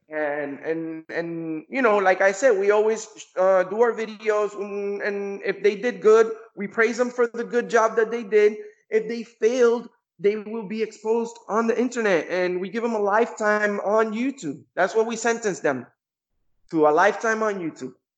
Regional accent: Kissimmee, Florida, United States; my hometown in Kissimmee, Florida

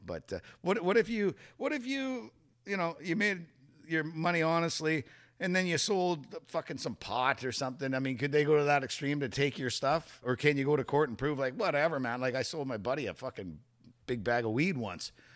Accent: Canada; as a Canadian.

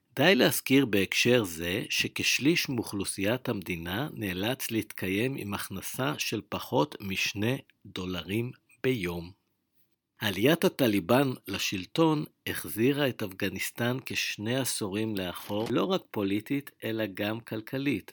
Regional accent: Israel

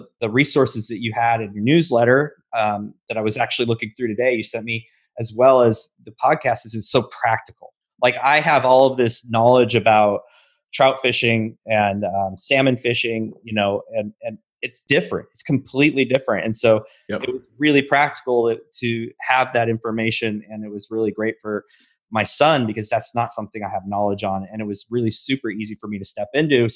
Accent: Pacific Northwest, United States; now in Texas, United States; I'm from the Pacific Northwest and grew up fishing trout on lakes with a boat

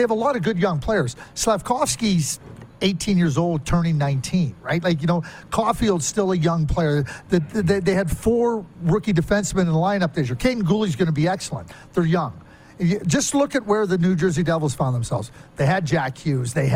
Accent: Montreal, Quebec, Canada; I'm from Montreal

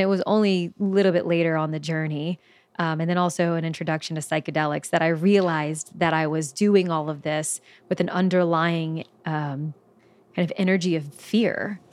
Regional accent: Belle Chasse, Louisiana, United States; moved away as an adult; also born or lived in New Orleans; I'm originally from New Orleans, Louisiana. Um, technically, I'm from a small town that's just underneath New Orleans called Bell Chase. Um, and so, lived, grew up in New Orleans

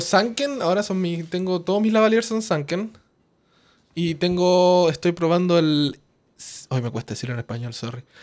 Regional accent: Coyhaique, Aysén, Chile; moved away; yo no soy de Santiago, yo soy de Coyhaique

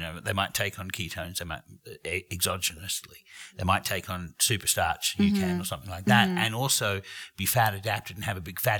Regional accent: Australia; I'm Australian

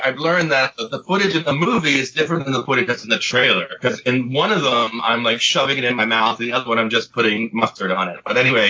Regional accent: Martha's Vineyard, Massachusetts, United States; growing up in New England, because they shot all of Jaws in Martha's Vineyard where I grew up

